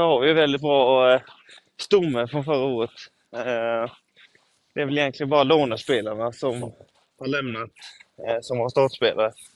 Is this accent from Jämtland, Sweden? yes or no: no; Karlskrona, Blekinge, Sweden; also born or lived in Hällevik; nu under uppehållet så var jag i Karlskrona, min hemstad.